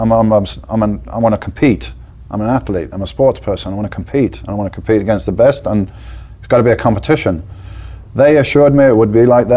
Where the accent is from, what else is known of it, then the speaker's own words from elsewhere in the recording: Birmingham, West Midlands, United Kingdom; moved away as an adult; now in Spain; I'm like, from Birmingham